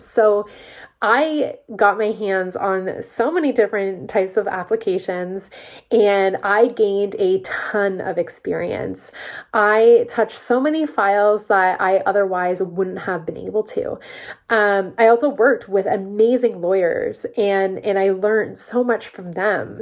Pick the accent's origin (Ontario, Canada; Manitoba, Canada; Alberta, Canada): Ontario, Canada; Peterborough; also born or lived in Toronto; I'm from Peterborough, Ontario, and the big city just really wasn't for me. I was coming back every single weekend